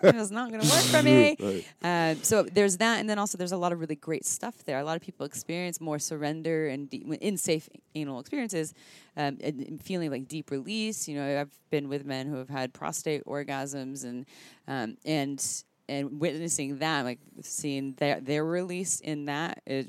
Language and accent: English; Santa Cruz, California, United States; I'm from Santa Cruz.